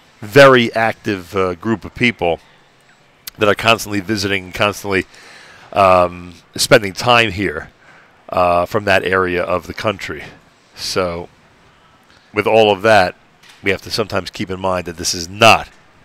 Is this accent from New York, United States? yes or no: yes; New York, United States; fact that we're here all the way from New York, and some of them finding it hard to believe that we're here from New York